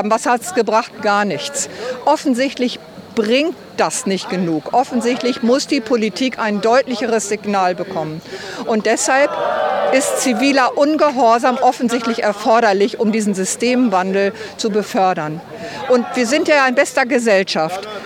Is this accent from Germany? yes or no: yes; Hildesheim, Lower Saxony, Germany; wir sind aus Hildesheim, mit einer Gruppe hier und die, sind, die meisten sind in meinem Alter.